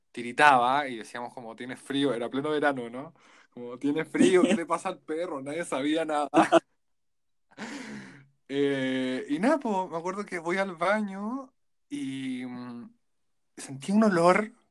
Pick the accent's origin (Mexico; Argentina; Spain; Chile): Chile; Pomaire, Santiago Metropolitan Region; Siempre te ha pasado lo mismo, como decís soy de Pomaire y te dicen como, ah, como